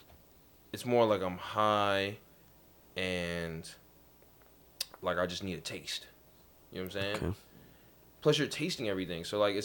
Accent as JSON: {"language": "English", "town": "New York City", "region": "New York", "country": "United States", "tie": "born or raised there", "said": "Growing up in Queens, I was really shielded from racism."}